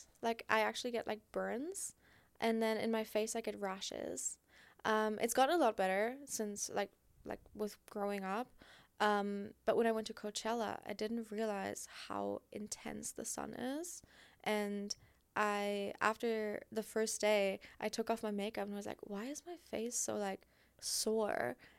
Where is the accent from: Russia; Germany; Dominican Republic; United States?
Germany; English is a second language; Because I grew up in Germany, I don't know any English content creators, and I'm only just like learning and like getting to know all these people